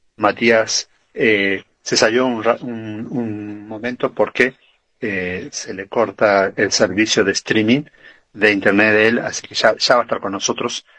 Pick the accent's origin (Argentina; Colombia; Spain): Argentina; nos identifica como argentino